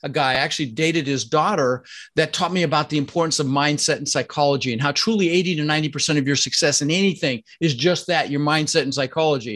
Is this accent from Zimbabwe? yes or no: no; Denver, Colorado, United States; also born or lived in Netherlands; I immigrated to this country when I was 6 years old with my brother Albert and my mother's Vantje. I was born in the Netherlands, Holland, you know, think wooden shoes and windmills. And we ended up in Denver, Colorado